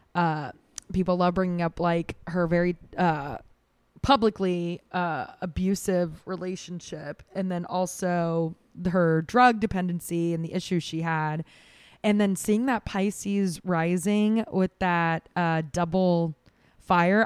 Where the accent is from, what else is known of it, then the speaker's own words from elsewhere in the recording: Jacksonville, Florida, United States; moved away; I'm from Jacksonville, Florida